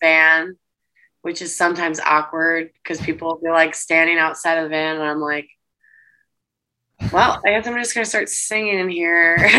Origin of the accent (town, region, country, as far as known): Detroit, Michigan, United States